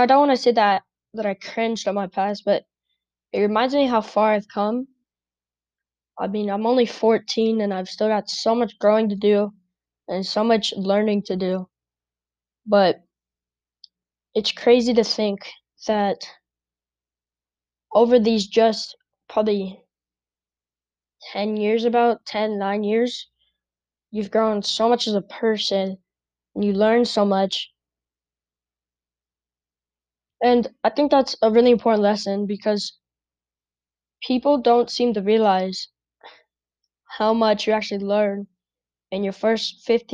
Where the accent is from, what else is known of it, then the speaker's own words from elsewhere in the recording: Albuquerque, New Mexico, United States; I live in Albuquerque, New Mexico. And I think growing up in Albuquerque